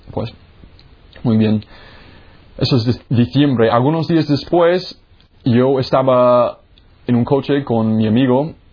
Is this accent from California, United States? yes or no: no; Jacksonville, Florida, United States; moved away; Pues yo soy de los Estados Unidos. Ah, yo nací en la Florida, en Jacksonville